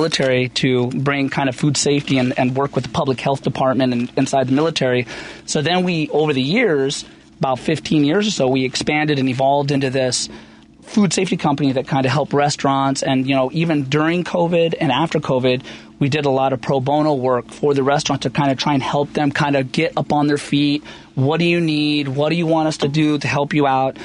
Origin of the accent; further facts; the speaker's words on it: Southern California, United States; moved away as an adult; also born or lived in North Aurora; now in Naperville, United States; I was born and raised in Southern California